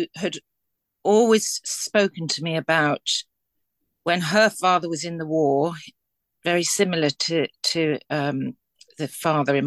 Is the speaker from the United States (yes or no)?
no; Liverpool, North West England, United Kingdom; I'm from Liverpool